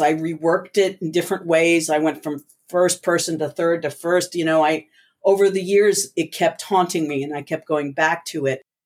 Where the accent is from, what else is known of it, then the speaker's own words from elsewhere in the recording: New Jersey, United States; growing up in the States was very different.